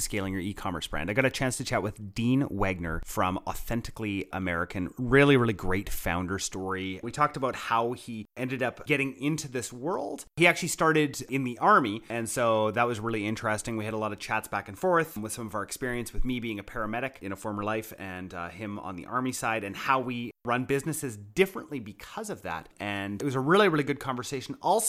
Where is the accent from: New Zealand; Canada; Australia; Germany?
Canada; That was about as best as a Canadian can do, okay?